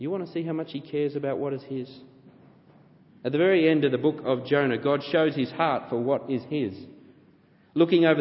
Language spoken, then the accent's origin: English; Australia; accent: Australian; my Australian accent